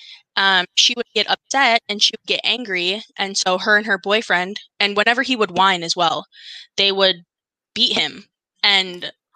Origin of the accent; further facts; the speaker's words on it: North Dakota, United States; we're from North Dakota.